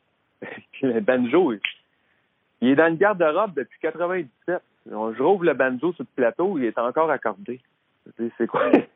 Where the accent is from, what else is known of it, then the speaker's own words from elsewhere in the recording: Drummondville, Quebec, Canada; je viens de Drummondville. Fait qu'à Drummondville, il y avait René, il y avait les frères Bessette, la famille Bessette, qui m'ont toujours donné des coups de main quand j'étais là-bas